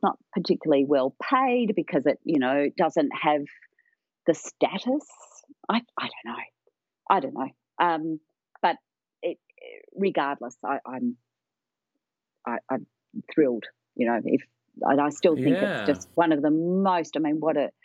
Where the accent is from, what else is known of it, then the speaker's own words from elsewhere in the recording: Melbourne, Victoria, Australia; also born or lived in United Kingdom / Scotland; when we moved from the UK in the 60s to Australia, my parents were doctors. They were young GPs. And they deliberately chose to move to one of the poorest parts of Melbourne in Victoria, where I live